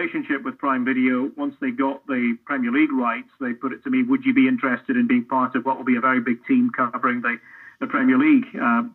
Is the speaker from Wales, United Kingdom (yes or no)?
no; Scotland, United Kingdom; moved away as an adult; now in United States; as a Scot